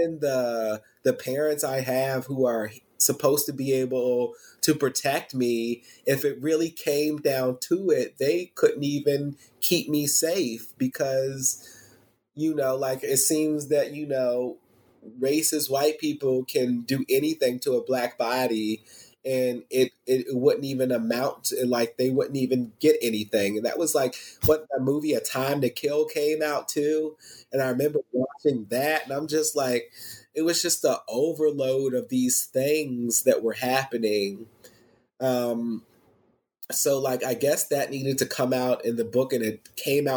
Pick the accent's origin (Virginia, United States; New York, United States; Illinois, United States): Virginia, United States; Fredericksburg; we grew up in Fredericksburg, Virginia